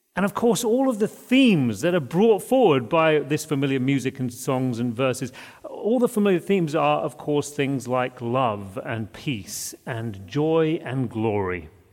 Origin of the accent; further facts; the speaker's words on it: United Kingdom; moved away; we grew up in Britain